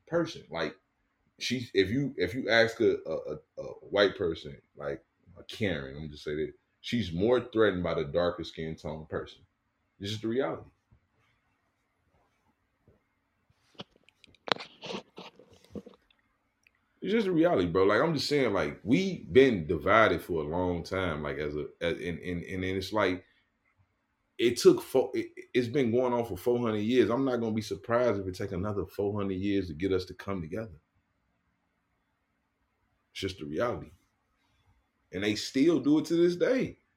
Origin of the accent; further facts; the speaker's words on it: United States; I was born in America